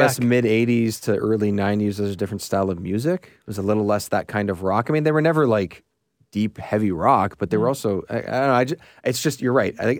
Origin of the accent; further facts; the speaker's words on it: Canada; So. As the Canadian guys, and just in general, Mighty Ducks.